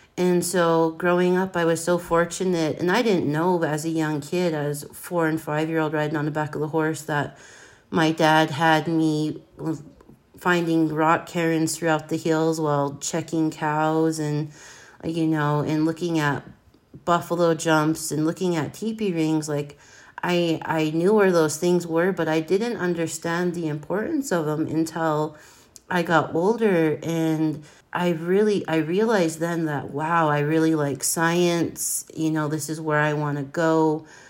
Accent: Blackfeet Nation, Montana, United States; I'm from the Blackfeet Nation, born and raised. I grew up on my family ranch

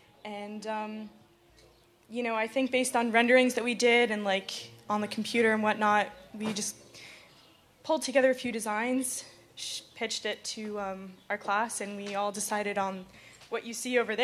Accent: upstate New York, United States; And I'm from upstate New York.

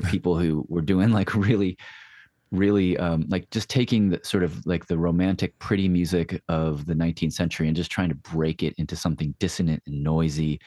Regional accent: Nashville, Tennessee, United States; moved away; Nashville's my hometown

